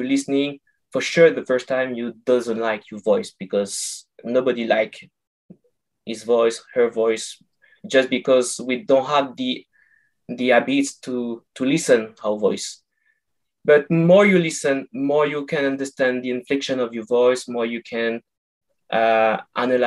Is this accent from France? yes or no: yes; France; accent: French; English is a second language; moved away as an adult; now in Canada; I'm from France, and I moved 2 years ago to Canada